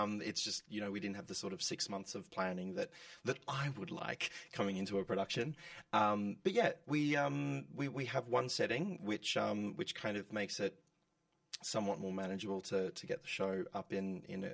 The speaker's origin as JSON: {"language": "English", "town": "Geelong", "region": "Victoria", "country": "Australia", "moved": "yes", "said": "coming from a regional town, I'm from Geelong"}